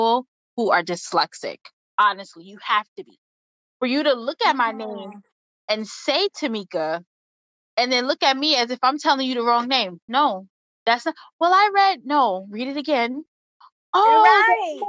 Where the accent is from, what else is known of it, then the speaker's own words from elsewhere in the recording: New York City, New York, United States; moved away as an adult; now in Atlanta, United States; Born and raised in the Bronx, New York, currently living in Atlanta, Georgia.